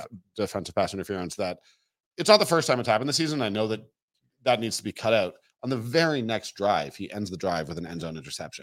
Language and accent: English; Toronto, Ontario, Canada; moved away; I'm from Toronto